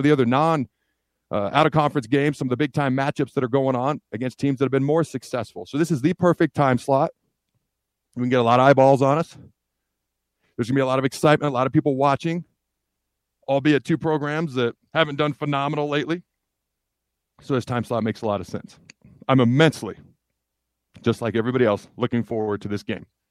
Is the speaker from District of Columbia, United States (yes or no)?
no; Washington, United States; moved away; also born or lived in Hastings, Nebraska; I was born in Hastings, lived there till I was three. Dad's job took me to the state of Washington, so that's where I grew up